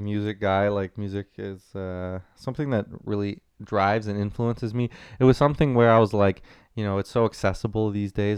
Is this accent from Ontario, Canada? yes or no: yes; Ottawa, Ontario, Canada; also born or lived in Waterloo, Ontario; born and raised in Ottawa